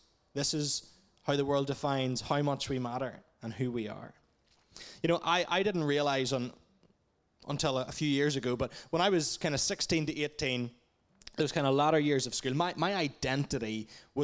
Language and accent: English; Portadown, Northern Ireland, United Kingdom; moved away as an adult; now in Dublin, Ireland; I'm originally from Portadown, but I've been based in Dublin, Ireland for the last 7 years or so.